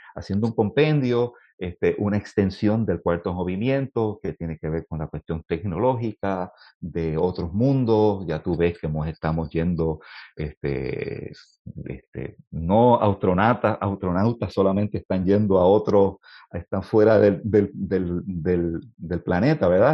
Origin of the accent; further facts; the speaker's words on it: Puerto Rico; compositor puertorriqueño